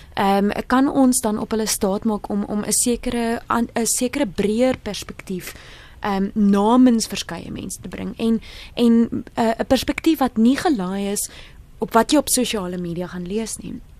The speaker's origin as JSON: {"language": "Afrikaans", "region": "Free State", "country": "South Africa", "said": "Ek kom uit die Vrystaat uit"}